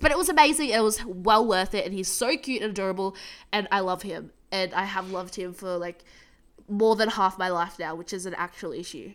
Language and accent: English; United States; now in Australia; I'm American